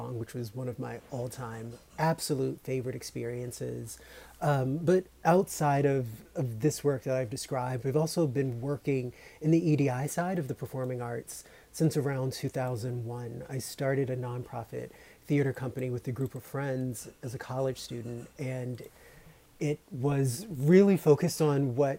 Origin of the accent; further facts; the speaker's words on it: right outside of Richmond, Virginia, United States; I grew up in Virginia, right outside of Richmond